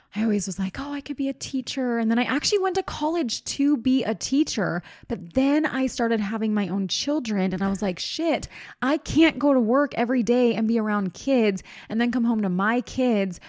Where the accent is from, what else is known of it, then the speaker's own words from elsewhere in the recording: East Coast, United States; now in Utah, United States; I grew up on the East Coast